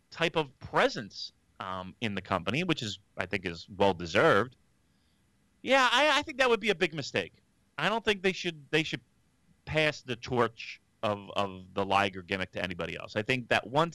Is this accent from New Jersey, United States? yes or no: yes; New Jersey, United States; I'm from New Jersey